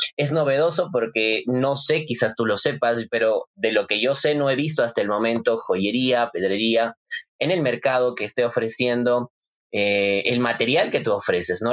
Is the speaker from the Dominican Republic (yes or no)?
no; Arequipa, Peru; nos representa como arequipeños